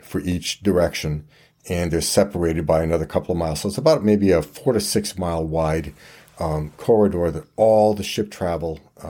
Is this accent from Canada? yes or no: yes; Quebec, Canada; I just looked like I was probably on Old Orchard Beach, and I'm from Quebec, right?